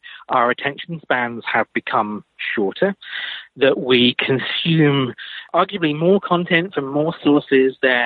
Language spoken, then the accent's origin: English; United Kingdom; now in United States; You probably guess from my accent, I'm not originally from the States, I'm from the UK